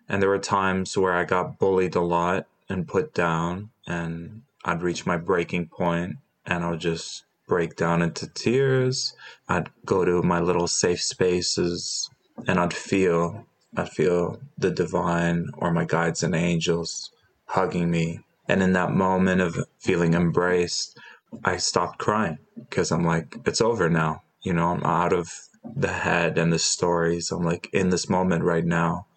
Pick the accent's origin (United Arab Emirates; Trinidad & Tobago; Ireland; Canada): United Arab Emirates; Dubai; also born or lived in Jordan; I was born in Jordan. We moved to Dubai